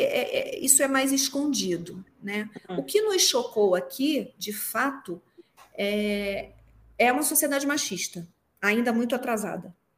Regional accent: Rio de Janeiro, Brazil; moved away as an adult; now in Mexico; eu sou carioca

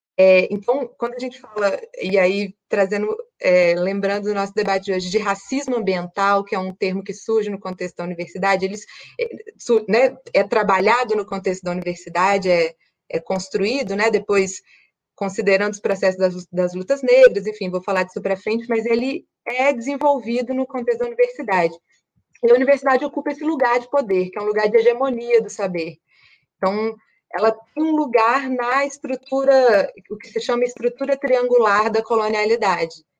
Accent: Minas Gerais, Brazil; moved away; also born or lived in Espírito Santo; sou mineira, nasci no interior de Minas, é, morei 10 anos no Espírito Santo

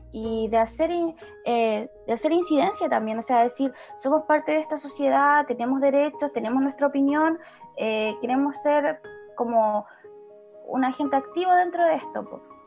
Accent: Osorno, Los Lagos, Chile; Somos de Osorno

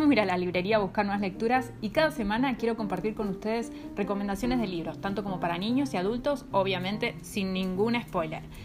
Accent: Argentina; now in Panama; soy originalmente argentina, pero vivo en Panamá.

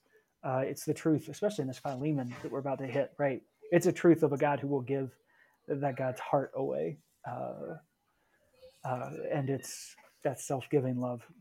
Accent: the Bible Belt, United States; growing up in the Bible Belt

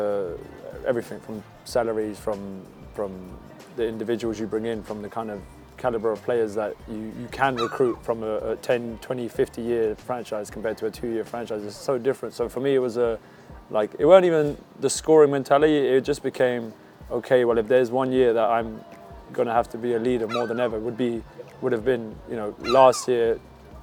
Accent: London, United Kingdom; moved away as an adult; also born or lived in Albania; now in Plymouth, United Kingdom; I'm born in Albania on a mountain, grew up in London

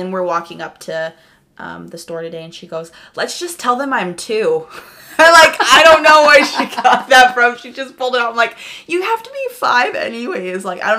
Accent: Bonnyville, Alberta, Canada; also born or lived in Phoenix, United States; so I was born in Phoenix, Arizona, and then I moved to Bonnyville, Alberta. And yeah, when I was 13, so half and half, I guess.

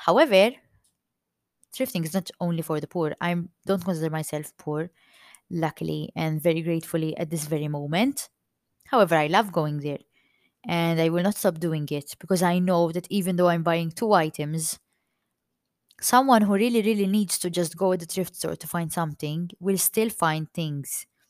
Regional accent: Malta; accent: Maltese; i'm maltese i'm proud to be maltese and if my accent sounds too maltese

